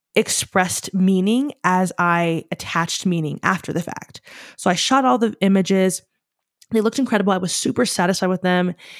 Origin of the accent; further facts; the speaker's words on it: United States; We're American.